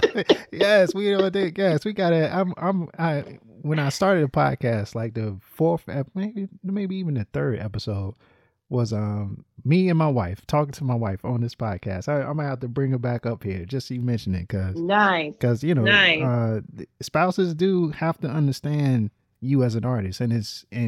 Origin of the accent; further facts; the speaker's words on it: Littleton, North Carolina, United States; I grew up in North Carolina